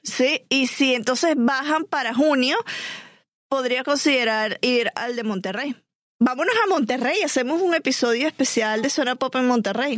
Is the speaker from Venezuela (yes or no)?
yes; Venezuela; yo como venezolana